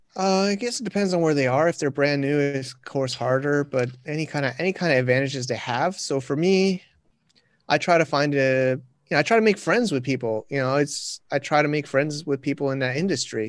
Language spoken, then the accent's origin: English; United States; now in China; I'm a American, but I'm in China